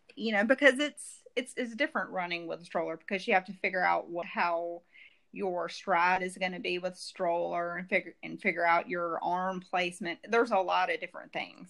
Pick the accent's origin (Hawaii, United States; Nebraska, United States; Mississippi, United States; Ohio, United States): Mississippi, United States; Jackson; also born or lived in Florence, Mississippi; in Jackson, not not too far from here